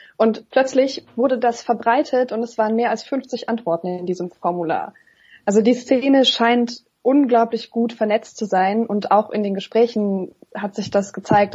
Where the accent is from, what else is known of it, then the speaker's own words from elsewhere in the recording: Bruchsal, Baden-Württemberg, Germany; now in Berlin, Germany; Ich bin in Bruchsal geboren, also so bei Karlsruhe